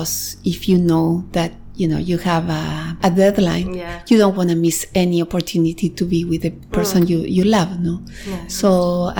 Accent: Argentina; moved away as an adult; also born or lived in New York, United States; now in Barcelona, Spain; I'm originally from Argentina.

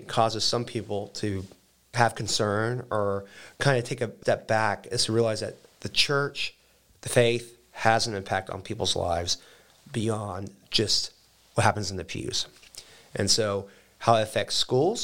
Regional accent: Dallas, Texas, United States; moved away as an adult; also born or lived in Austin, Texas; now in St. Louis, United States; I'm originally from the Dallas area. I went to the Jesuit High School in Dallas.

